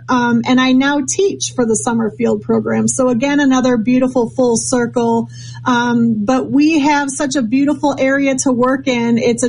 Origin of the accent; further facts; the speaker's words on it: Minnesota, United States; Was I'm originally from Minnesota, not many sharks up there, but I had a love for the ocean and for ocean creatures.